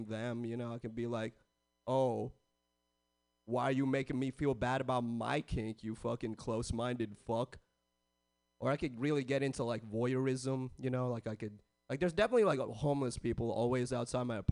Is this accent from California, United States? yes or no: yes; San Jose, California, United States; I was born and raised in the Bay